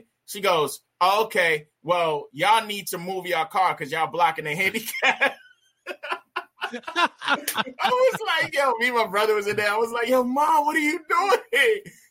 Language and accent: English; New York City, New York, United States; moved away; also born or lived in Poconos, Pennsylvania / Pittsburgh, Pennsylvania; I was born in the Bronx, New York